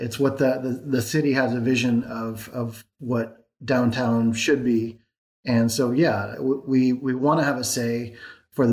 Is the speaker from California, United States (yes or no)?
yes; Bay Area, California, United States; moved away as an adult; also born or lived in San Diego / San Francisco / Marin / Oakland; now in Vacaville, United States; I grew up in the Bay Area. So I have lived in San Francisco, Marin, Oakland. I went to high school in Oakland